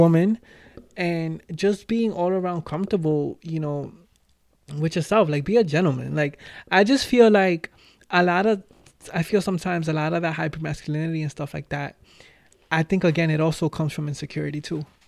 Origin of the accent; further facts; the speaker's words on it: New York City, New York, United States; I was born and raised in the Bronx.